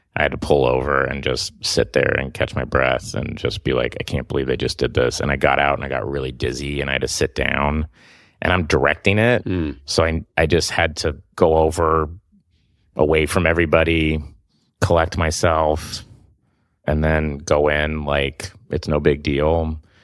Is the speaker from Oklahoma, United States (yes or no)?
yes; Oklahoma, United States; moved away; I'm from Oklahoma